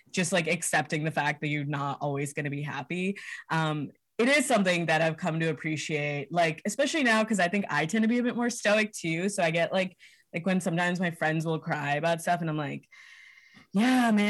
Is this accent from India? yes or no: yes; Hyderabad, Telangana, India; now in United States; Yeah, uh, we're all from Hyderabad uh, in India. It's in Telangana, uh, South India.